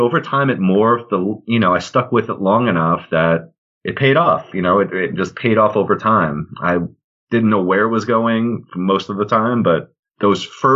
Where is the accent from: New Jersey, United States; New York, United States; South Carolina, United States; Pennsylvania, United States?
New York, United States; Long Island; also born or lived in Potsdam, New York; I grew up in Long Island, New York.